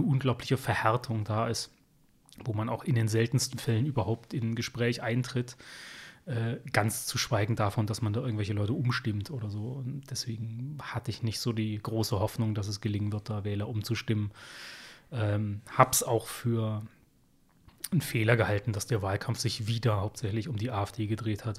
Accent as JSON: {"language": "German", "area": "Upper Lusatia", "region": "Saxony", "country": "Germany", "also_born_or_lived": "Dresden", "moved": "as an adult", "lives_now": "Berlin, Germany", "said": "zu Hause in der Oberlausitz, wo ich herkomme."}